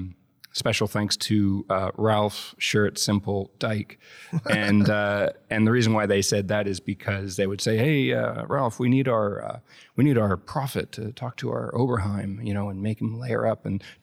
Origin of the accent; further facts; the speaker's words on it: Vancouver, British Columbia, Canada; In Vancouver, Canada.